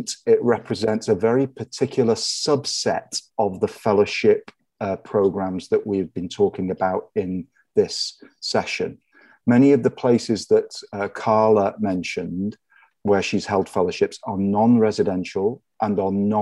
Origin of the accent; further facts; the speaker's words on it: near Liverpool, North West England, United Kingdom; now in San Marino, United States; As you can tell from my accent, I'm not originally from this part of the world. I'm originally from near Liverpool in northwest England